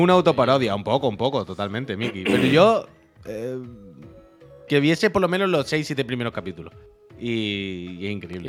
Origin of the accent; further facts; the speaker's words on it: La Línea de la Concepción, Andalusia, Spain; now in Barcelona, Spain; yo soy de Cádiz, de la línea, pero estamos en Barcelona